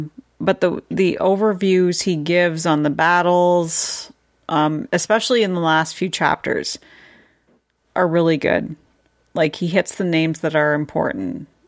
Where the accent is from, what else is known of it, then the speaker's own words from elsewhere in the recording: Canada; I'm Canadian